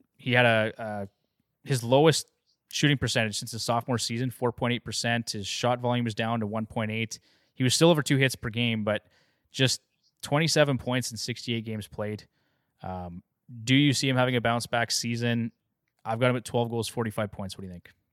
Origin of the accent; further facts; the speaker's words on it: Canada; as a Canadian